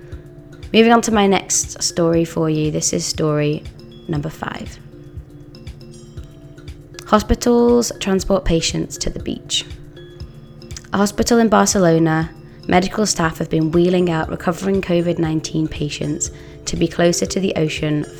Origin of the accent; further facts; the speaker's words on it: Bolton, North West England, United Kingdom; we're from Bolton, so it's a bit more inland.